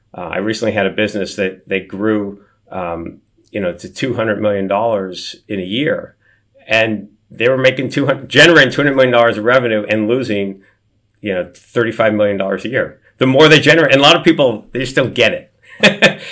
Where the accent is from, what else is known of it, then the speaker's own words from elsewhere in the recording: Beverly Hills, California, United States; I grew up in Beverly Hills, but, but below poverty.